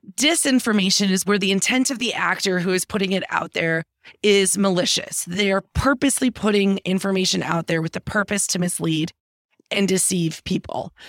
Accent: Green Bay, Wisconsin, United States; moved away as an adult; also born or lived in Washington, D.C.; I'm from Green Bay, Wisconsin originally, which is in the middle of the, the country up in the Great Lakes area.

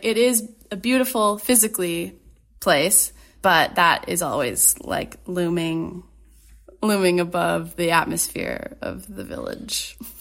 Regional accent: Ottawa, Ontario, Canada; moved away as an adult; also born or lived in Toronto; now in Winnipeg, Canada; I grew up in Ottawa, or just outside of Ottawa, actually.

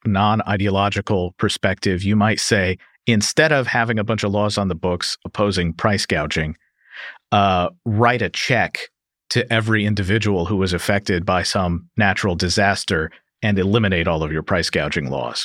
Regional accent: Kentucky, United States; I am from Kentucky

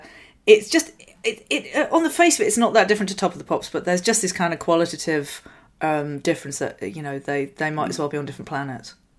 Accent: Yorkshire and the Humber, United Kingdom; I grew up in West Yorkshire in the 80s

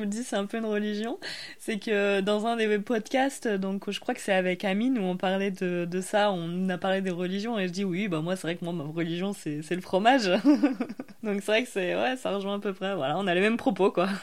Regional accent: the Alps, France; nous, on vient des Alpes. nous, on a grandi euh, un peu aussi dans une zone euh, très fromagère.

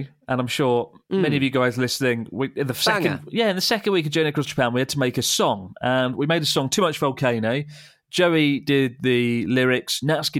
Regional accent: South East England, United Kingdom; I'm from Kent, which is

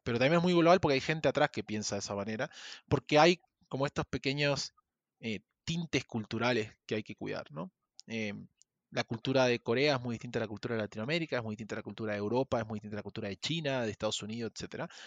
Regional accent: Argentina; moved away as an adult; also born or lived in Chile; now in Mexico; yo soy argentino, viví en Chile cinco años y hace dos años me vine a vivir a México

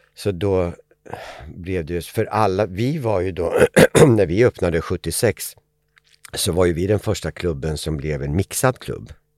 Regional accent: Eskilstuna, Södermanland, Sweden; Familjen hade flyttat till Eskilstuna där jag kommer ifrån.

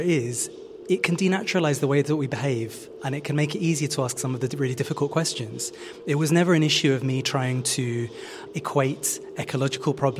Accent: London, United Kingdom; me as a Londoner and someone who grew up and lives in London

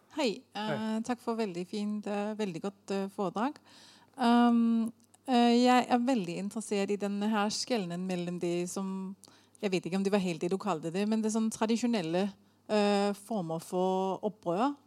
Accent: Denmark; jeg er dansk historiker

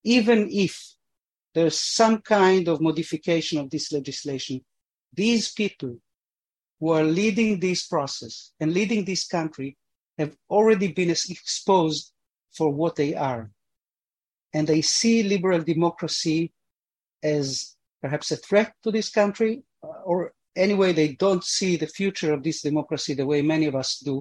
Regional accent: Argentina; now in Israel; I was born in Argentina. My parents came here because of Zionism

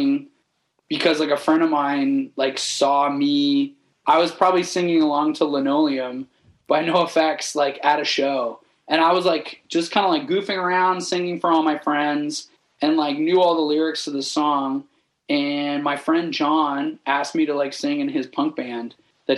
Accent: a small town outside of Toronto, Ontario, Canada; a small town, like outside of Toronto

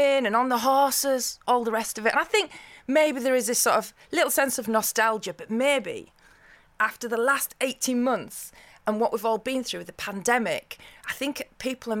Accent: Yorkshire and the Humber, United Kingdom; I'm from Yorkshire

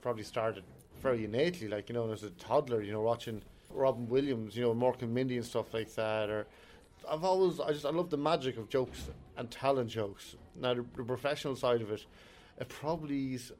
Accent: Ireland; we're such Irish people, we have such Catholic guilt

